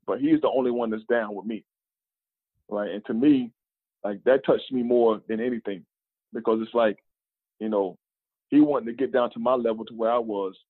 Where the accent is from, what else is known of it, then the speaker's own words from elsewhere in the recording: North Carolina, United States; moved away as an adult; they took me back to North Carolina, back to my hometown